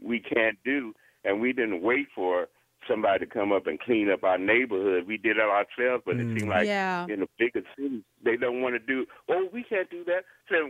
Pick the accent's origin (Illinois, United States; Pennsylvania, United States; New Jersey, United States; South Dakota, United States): Illinois, United States; Robbins; also born or lived in Chicago, Illinois; now in Oklahoma, United States; We moved from Chicago early in the 50s, and my parents moved to a place called Robbins, Illinois. Mm-hmm. And it was a predominantly black town, but it was integrated